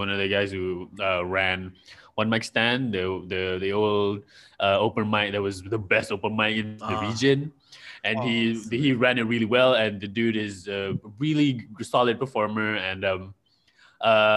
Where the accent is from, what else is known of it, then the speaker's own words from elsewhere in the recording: Malaysia; I'm from Malaysia.